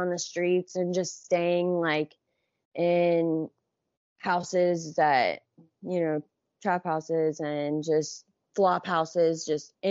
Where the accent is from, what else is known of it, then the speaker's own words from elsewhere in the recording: Johnstown, Ohio, United States; I grew up in Johnstown, which is like 40, 40 minutes from downtown Columbus.